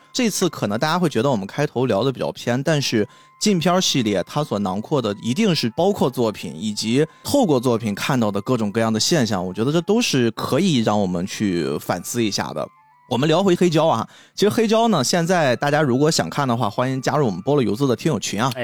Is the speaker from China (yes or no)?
yes; China; 我们中国人